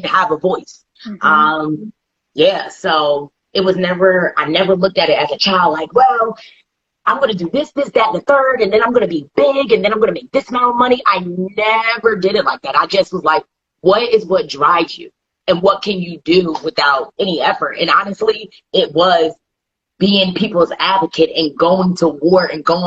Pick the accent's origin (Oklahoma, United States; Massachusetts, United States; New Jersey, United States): New Jersey, United States; I'm from Jersey